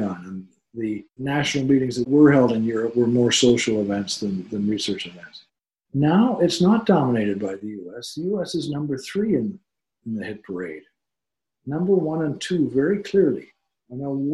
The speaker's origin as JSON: {"language": "English", "country": "Canada", "said": "I am a Canadian"}